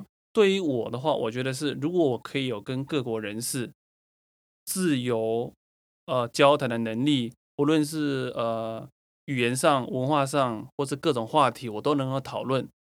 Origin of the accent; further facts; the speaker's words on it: Taiwan; 因为我也是台湾人